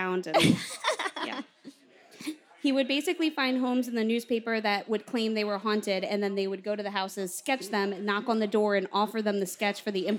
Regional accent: Bridgeport, Connecticut, United States; I was born in Bridgeport, Connecticut?

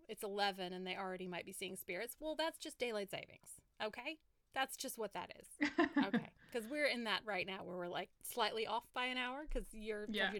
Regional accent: West Coast, United States; I grew up on the West Coast

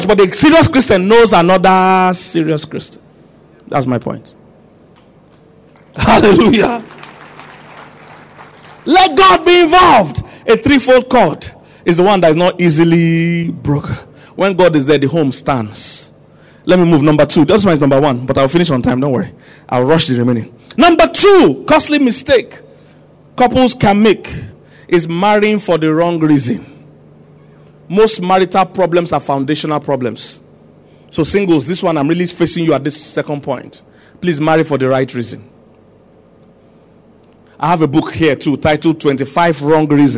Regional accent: Nigeria; I'm a Nigerian, I know Nigerians

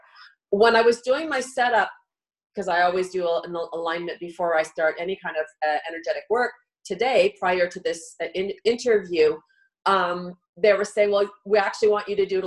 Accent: Canada; we're Canadian

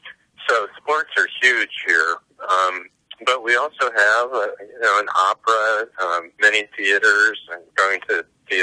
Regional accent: Goshen, Indiana, United States; Probably because my life in, and it's pronounced Goshen, my life in Goshen was so narrow. It's a small town, all-white community. Most everybody were WASPs.

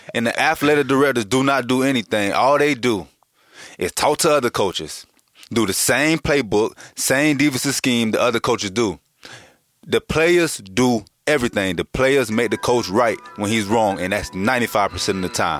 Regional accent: Boynton Beach, Florida, United States; I'm from Boynton Beach

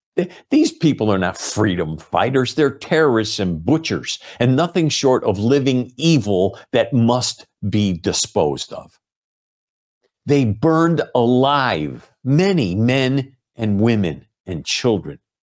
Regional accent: United States; as an American

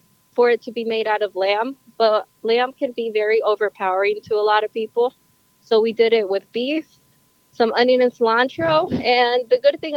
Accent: Honduras; now in Goshen, United States; I'm originally from Honduras.

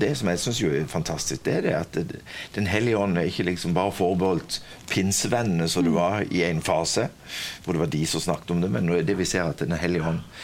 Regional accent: Kvinesdal, Agder, Norway; accent: southern (Kvinesdal); now in Stord, Norway; Jeg er født og oppvokst på Stord, men dialekten min sier det at jeg kommer sørifra, så jeg kommer fra Kvinesdal.

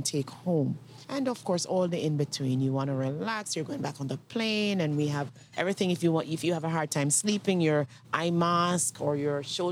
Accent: Jamaica; In Jamaica, when we grew up, because I'm Jamaican

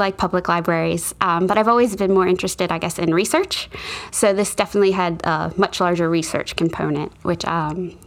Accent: Newark, Delaware, United States; I'm from Delaware. I grew up in Newark. So I've been here my whole life

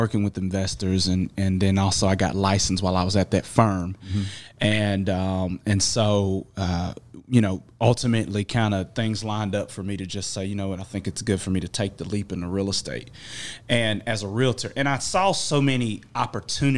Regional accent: Chattanooga, Tennessee, United States; moved away as an adult; now in Nashville, United States; I am originally from Chattanooga, Tennessee

